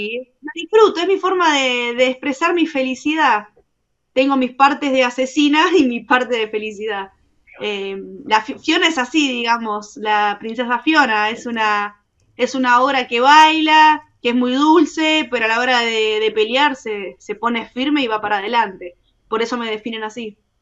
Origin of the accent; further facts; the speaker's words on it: Argentina; soy la argentina número dos y soy la primera en firmar desde Argentina